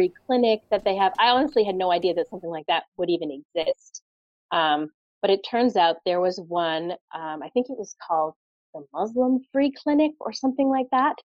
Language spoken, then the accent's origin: English; United States; moved away as an adult; also born or lived in Pittsburgh, Pennsylvania / Boston, Massachusetts; now in Windsor, Canada; I grew up Pittsburgh and Boston, kind of half and half.